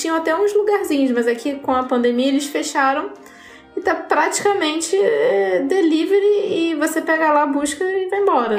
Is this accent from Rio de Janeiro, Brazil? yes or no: yes; Rio de Janeiro, Brazil; A gente é carioca